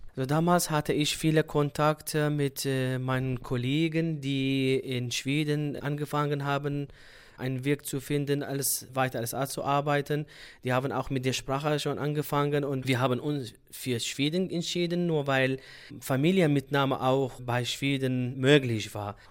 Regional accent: Sulaymaniyah, Kurdistan Region, Iraq; German is a second language; moved away as an adult; now in Germany; ursprünglich komme ich aus dem Irak, Suleimani, und momentan wohne ich in Deutschland

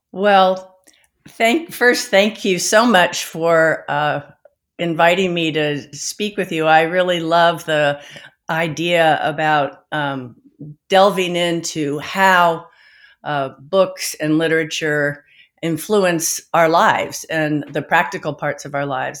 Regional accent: the Bay Area, California, United States; also born or lived in Eugene, Oregon; I grew up in California in the Bay Area

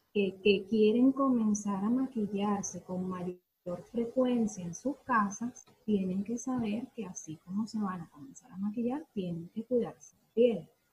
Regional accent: Venezuela; moved away as an adult; now in Argentina; soy venezolana, sin embargo, en nuestro país no tuve la oportunidad

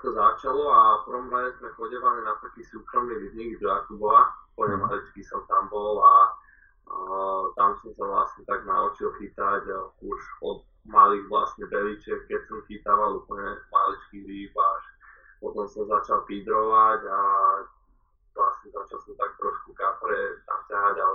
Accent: Bratislava, Bratislava Region, Slovakia; moved away as an adult; also born or lived in Washington, United States; keďže sme z Bratislavy

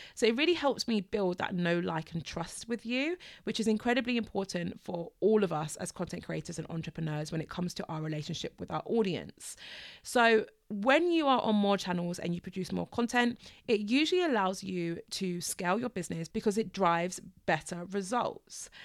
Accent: United Kingdom; I am British

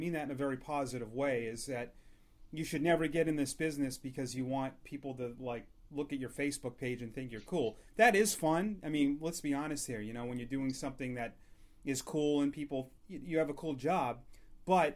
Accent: Massachusetts, United States; I grew up in Massachusetts, so I grew up listening and watching the Red Sox guys

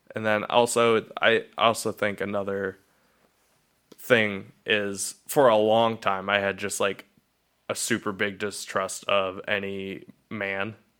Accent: Cuyahoga Falls, Ohio, United States; I was born in Cuyahoga Falls, Ohio, and I was raised in Cuyahoga Falls

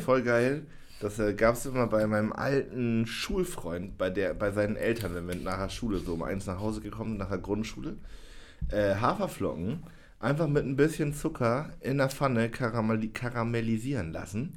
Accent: Jena, Thuringia, Germany; moved away as an adult; also born or lived in Oldenburg; Jena, wo ich aufgewachsen bin

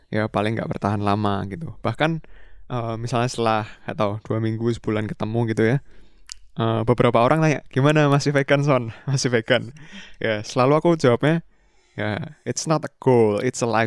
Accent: Indonesia; iya karena kita dari Indo juga kita kenalnya ah. kalau dari tanaman ya tahu tempe kan bener

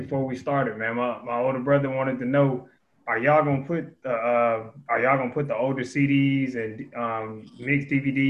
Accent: Atlanta, Georgia, United States; I'm from Atlanta, so there's certain things I know of.

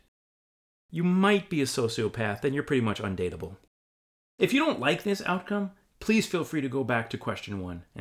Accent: United States; I'm an American

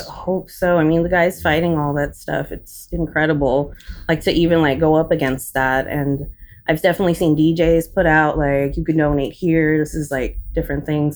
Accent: Australia; moved away; Yes, I do. A little bit of an accent

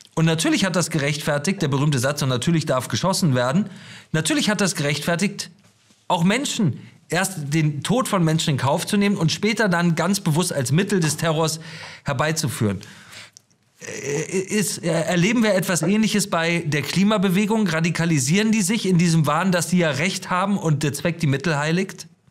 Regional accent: Germany; wir als Deutsche

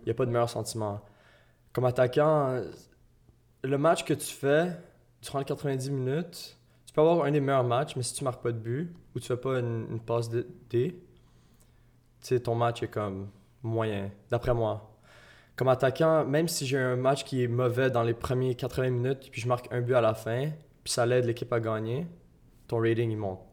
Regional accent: Gatineau, Quebec, Canada; moi, je venais, de Hull.

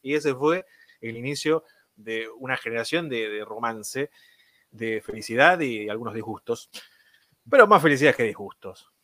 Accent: Florencio Varela, Buenos Aires Province, Argentina; Yo soy de Florencio Varela, la ciudad del DF

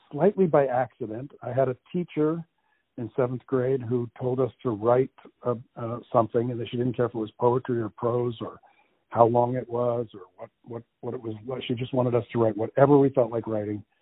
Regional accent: New Jersey, United States; born there; also born or lived in Connecticut / Massachusetts / Florida / Iowa; Uh, I was born in New Jersey uh, many, many, many, many, many

